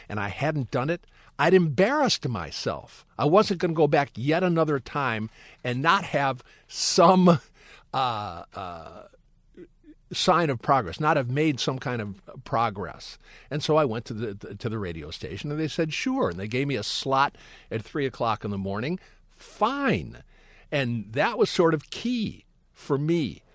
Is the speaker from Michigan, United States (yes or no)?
yes; Detroit, Michigan, United States; also born or lived in Brooklyn, New York / Ann Arbor, Michigan; I'm born in Brooklyn. I grew up in Detroit. I go to school in the suburbs for high school